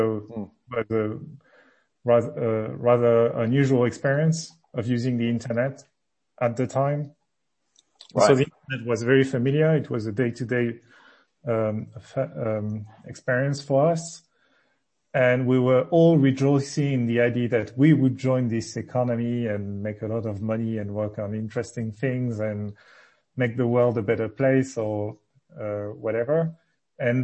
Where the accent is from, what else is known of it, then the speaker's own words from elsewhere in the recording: Le Havre, Normandy, France; moved away; also born or lived in various other places in France; I was born in Normandy in a city called Le Havre, which is near the sea. Grew up there, then moved with my family to various other places in France